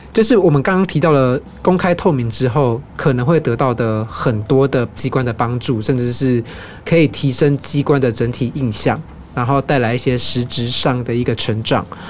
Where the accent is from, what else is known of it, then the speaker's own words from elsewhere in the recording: Taiwan; 我们台湾人